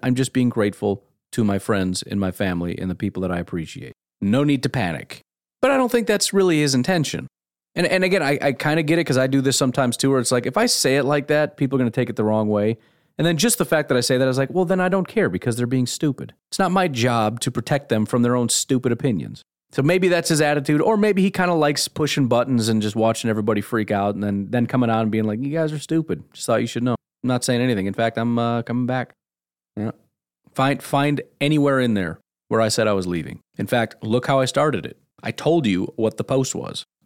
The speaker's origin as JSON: {"language": "English", "country": "United States", "said": "I'm an American"}